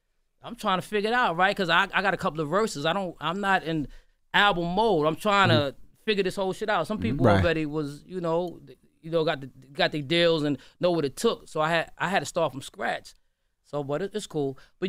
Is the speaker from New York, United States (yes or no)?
yes; New York City, New York, United States; I'm from Brooklyn